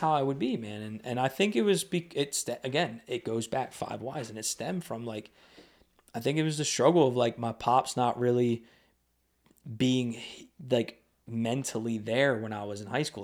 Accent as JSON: {"language": "English", "town": "Lebanon", "region": "Pennsylvania", "country": "United States", "tie": "born or raised there", "said": "growing up in Lebanon when I was younger"}